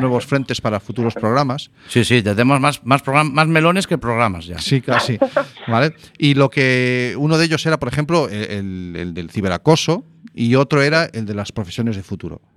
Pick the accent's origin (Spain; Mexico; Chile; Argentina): Spain; Zarautz, Basque Country; moved away; mi infancia, nuestra infancia fue en el Cantábrico, en Zarauz